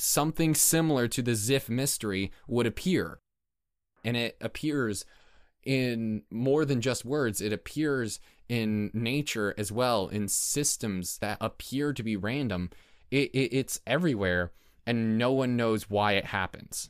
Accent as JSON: {"language": "English", "country": "United States", "tie": "born or raised there", "said": "we're American and we grew up with that kind of imperial mindset"}